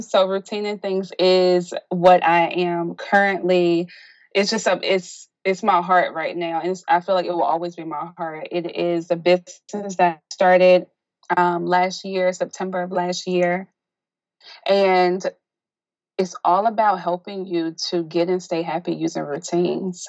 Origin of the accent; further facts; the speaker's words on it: South Carolina, United States; moved away as an adult; now in Baltimore, United States; although I'm originally from South Carolina, I migrated to Baltimore due to my husband's family being here.